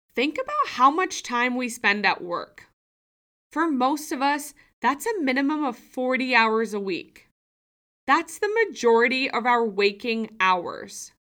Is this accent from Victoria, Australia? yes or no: no; Sydney, New South Wales, Australia; moved away as an adult; also born or lived in United States; I've moved home from the U S back to my hometown of Sydney, Australia